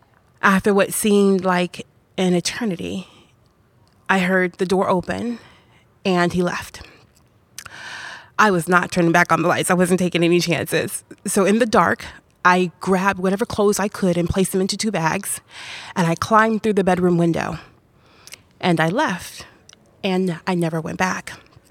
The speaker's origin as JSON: {"language": "English", "town": "Macon", "region": "Georgia", "country": "United States", "tie": "born there", "said": "I was born in Macon, Georgia."}